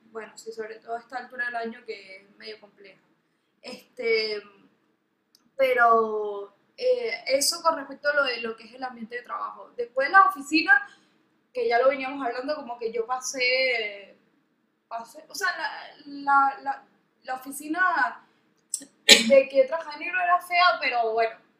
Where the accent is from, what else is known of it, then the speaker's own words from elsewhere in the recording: Venezuela; now in Argentina; yo soy venezolana